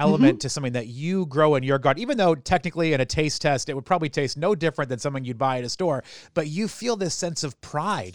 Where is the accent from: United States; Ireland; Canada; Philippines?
United States; southern New Hampshire; now in Baltimore, United States; I grew up, uh, just on the southern edge of New Hampshire, right above Massachusetts.